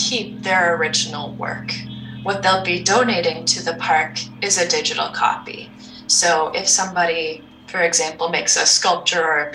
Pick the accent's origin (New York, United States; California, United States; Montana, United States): Montana, United States; I grew up in Montana